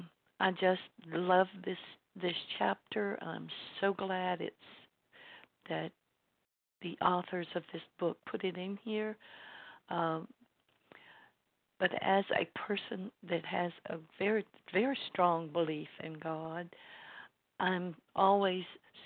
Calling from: LaGrange, Georgia, United States; I'm calling in from LaGrange, Georgia

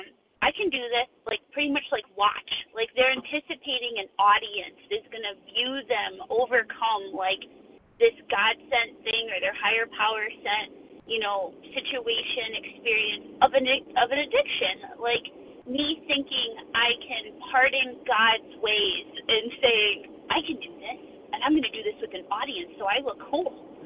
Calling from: Connecticut, United States; I'm calling from Connecticut.

